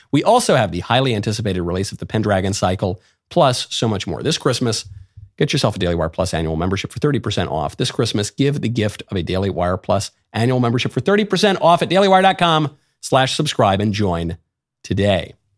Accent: New York, United States; I grew up in New York

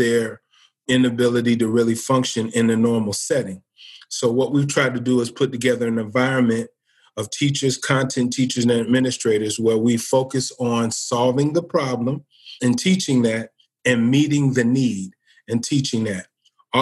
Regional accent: Cincinnati, Ohio, United States; now in Springfield, United States; I'm from Cincinnati, Ohio

